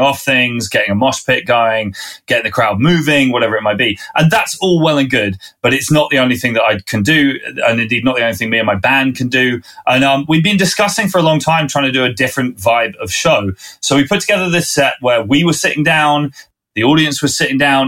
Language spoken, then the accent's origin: English; Winchester, South East England, United Kingdom; accent: southerner; I'm a southerner from this country. I grew up in Winchester, which is south of London